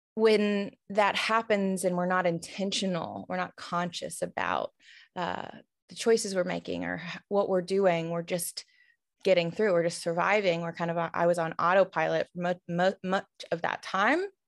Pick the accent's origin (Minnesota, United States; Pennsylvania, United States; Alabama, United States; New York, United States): Alabama, United States; Tuscaloosa; now in Atlanta, United States; I grew up in Tuscaloosa, where the University of Alabama is